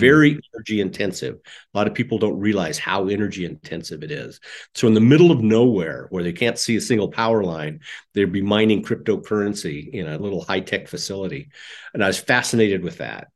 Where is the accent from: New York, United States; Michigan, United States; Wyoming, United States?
Wyoming, United States; Casper; I grew up in Wyoming in, uh, Casper, Wyoming